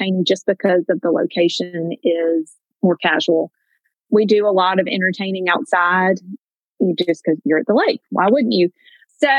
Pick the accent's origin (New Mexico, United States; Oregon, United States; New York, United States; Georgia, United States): Georgia, United States; Fayetteville; moved away as an adult; now in Southwest Georgia, United States; I grew up in Metro Atlanta, just south of Atlanta in Fayetteville, Georgia. But I've called Southwest Georgia my home for the last 23 years.